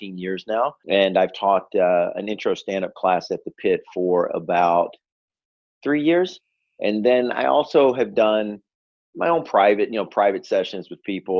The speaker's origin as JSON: {"language": "English", "town": "Memphis", "region": "Tennessee", "country": "United States", "moved": "yes", "lives_now": "New York, United States", "said": "I'm from Memphis, Tennessee, originally"}